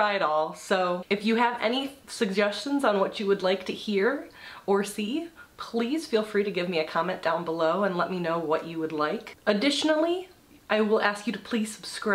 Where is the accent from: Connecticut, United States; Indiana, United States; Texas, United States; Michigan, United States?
Michigan, United States; I am from Michigan